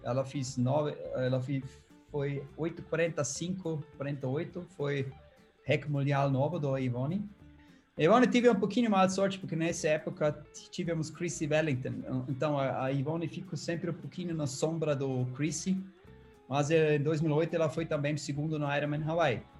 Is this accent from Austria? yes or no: yes; Austria; Portuguese is a second language; moved away as an adult; now in Brazil; Eu nasci uma um vale na Áustria que se chama uh, o Silicon Valley da Europa